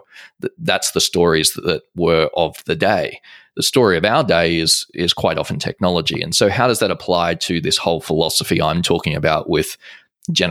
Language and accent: English; Australia; I'm Australian